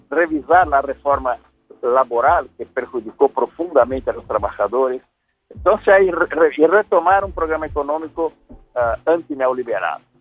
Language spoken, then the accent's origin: Spanish; São Paulo, Brazil; Spanish is a second language; Yo soy de San Paulo.